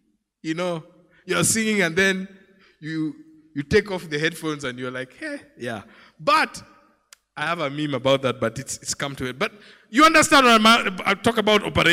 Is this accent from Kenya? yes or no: yes; Lake region, Kenya; I come from the Lake region